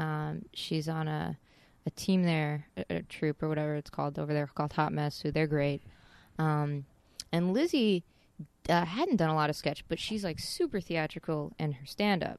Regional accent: Casper, Wyoming, United States; now in Los Angeles, United States; I grew up in, uh, Casper, Wyoming

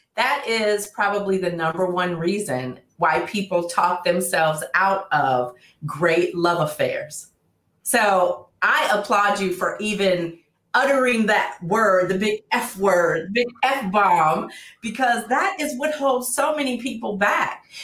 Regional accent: Oakland, California, United States; now in Los Angeles, United States; I'm originally from Oakland. So before I moved

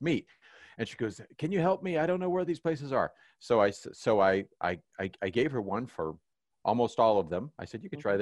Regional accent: Kansas City, Missouri, United States; growing up in Kansas City

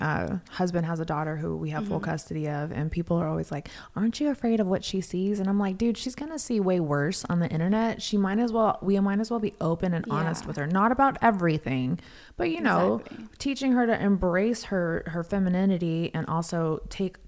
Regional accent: Las Vegas, Nevada, United States; moved away as an adult; now in Los Angeles, United States; I grew up in Vegas

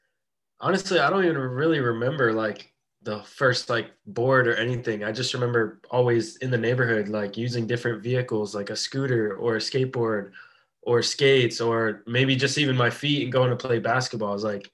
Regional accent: Tampa, Florida, United States; born and raised in Tampa.

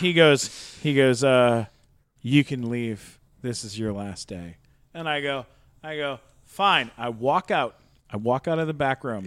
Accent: San Diego, California, United States; I grew up in San Diego.

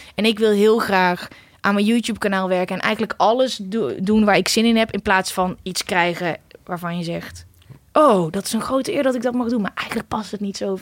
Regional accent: Uden, North Brabant, Netherlands; moved away as an adult; also born or lived in The Hague; now in Amsterdam, Netherlands; Ik kom oorspronkelijk uit Uden

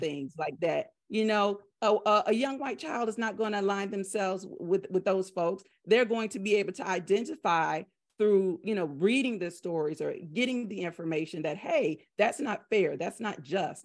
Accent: the South, United States; I'm from the South.

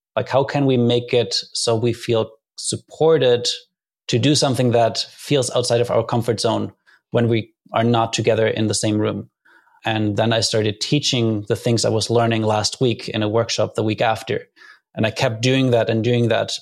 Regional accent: Germany; moved away as an adult; I grew up in Germany

